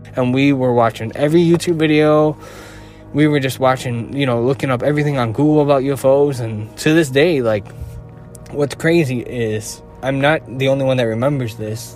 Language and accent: English; Chicago, Illinois, United States; I'm from Chicago